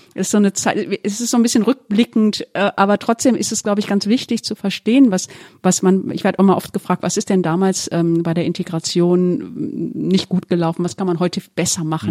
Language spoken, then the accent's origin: German; Duisburg, North Rhine-Westphalia, Germany; moved away; Ich hatte eine, ich hatte wirklich eine wunderschöne Kindheit im, im Ruhrgebiet und ähm, ganz besonders in Duisburg.